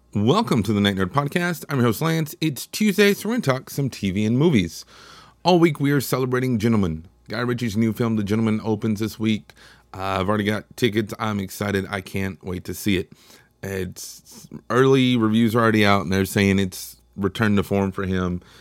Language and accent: English; Texas, United States; I'm from Texas, which is obviously in America